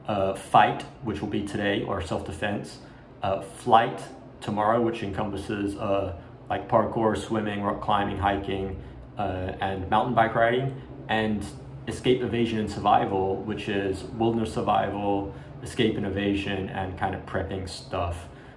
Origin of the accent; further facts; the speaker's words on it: Australia; When I was a child growing up in Australia in the 80s, and Asian, not full Asian. I'm half Colombian, half Chinese Malay, right?